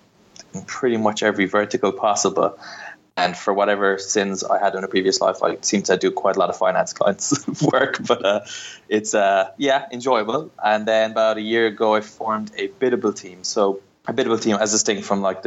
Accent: Ireland; accent: Irish; moved away as an adult; also born or lived in Barcelona; now in London, United Kingdom; I'm from Ireland, but I moved to London nearly 5 years ago. Moved here from Barcelona

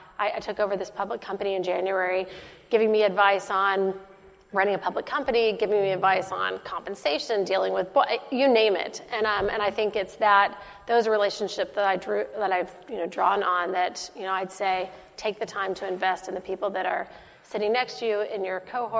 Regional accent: Dallas, Texas, United States; I'm from Dallas, Texas

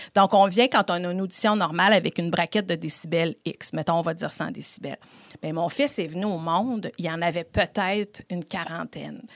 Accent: Beauport, Quebec, Canada; je suis originaire de Beauport

